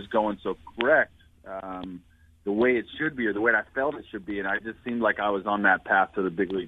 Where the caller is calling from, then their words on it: Jupiter, Florida, United States; I'm down in Jupiter, Florida today.